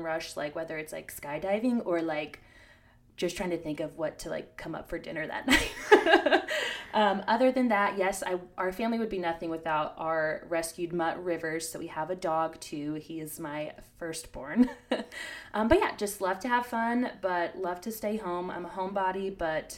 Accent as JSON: {"language": "English", "region": "Virginia", "country": "United States", "moved": "as an adult", "lives_now": "Georgia, United States", "said": "I'm from Virginia"}